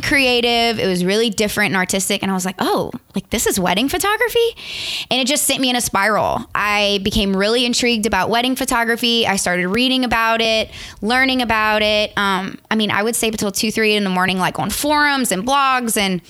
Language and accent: English; Morgan City, Louisiana, United States; also born or lived in Lafayette, Louisiana; originally, I'm from a super small town called Morgan City.